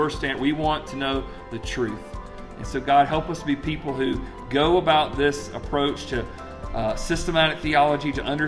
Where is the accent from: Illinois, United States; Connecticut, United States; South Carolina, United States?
South Carolina, United States; Greenwood; I'm from Greenwood, South Carolina